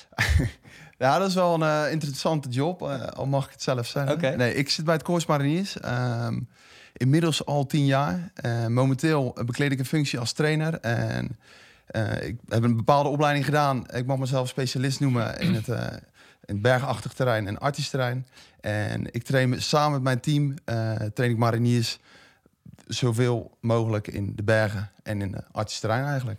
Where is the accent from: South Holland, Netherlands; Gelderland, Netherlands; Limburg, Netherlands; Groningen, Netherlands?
South Holland, Netherlands; De Lier; moved away as an adult; now in Schipluiden, Netherlands; ik eh, ben wel geboren en getogen in de Lier. Dus ik voel me ook wel echt Westlander